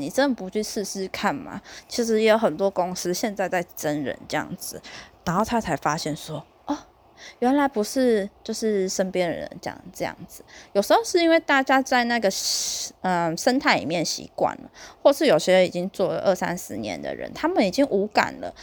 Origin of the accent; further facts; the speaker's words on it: southern Taiwan, Taiwan; 你现在就是北部人欺负我们南部人